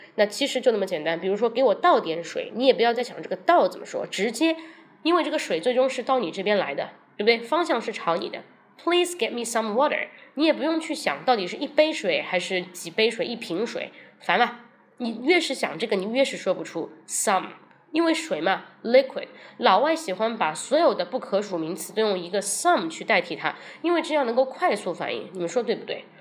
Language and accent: Chinese; China; 我们中国人可能说话并不，不是这样